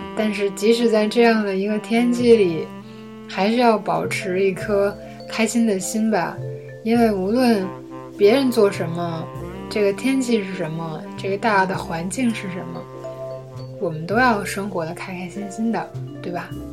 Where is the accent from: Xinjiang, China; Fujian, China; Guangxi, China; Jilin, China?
Jilin, China; Changchun; 我的家乡是长春